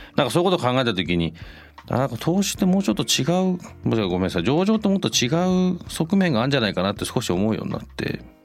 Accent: London, United Kingdom; moved away; 僕ロンドンで育った

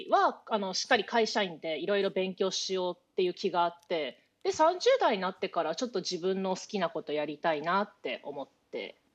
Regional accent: Shinjuku, Tokyo, Japan; あのその両親が歌舞伎町で薬局を営んでいて、

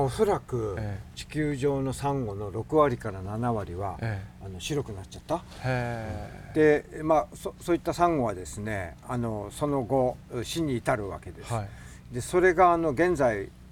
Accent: Otaru, Hokkaido, Japan; also born or lived in Fujisawa, Kanagawa; now in Shonan, Japan; 出身は北海道なんですよ

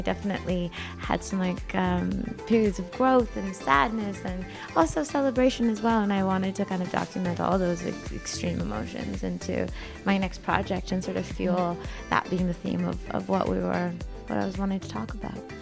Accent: Canada; now in Los Angeles, United States; I'm from Canada, but I live in LA right now

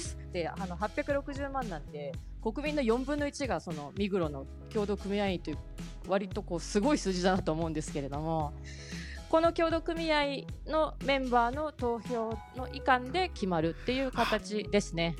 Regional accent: Hamamatsu, Shizuoka, Japan; moved away as an adult; now in Zurich, Switzerland; 私はですね静岡県浜松の出身でして

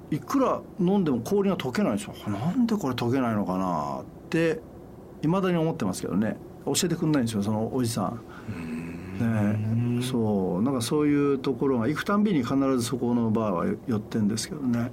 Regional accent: Ishikawa, Japan; もともと石川県で生まれてる

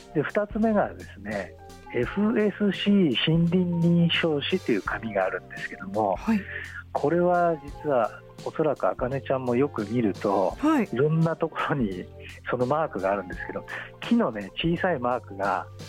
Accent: Yokohama, Kanagawa, Japan; もともと私、横浜生まれで今も横浜に住んでいますけども

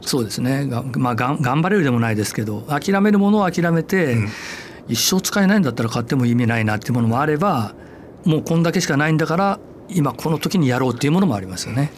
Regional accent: Ise, Mie, Japan; moved away; 伊勢が実家なんですよ

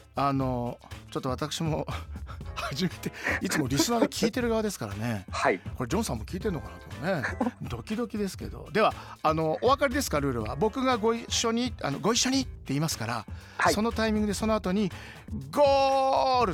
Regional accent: Shizuoka, Japan; moved away; 静岡県出身でしてね藤枝東高というところでサッカーではなくバレーボールやってまして

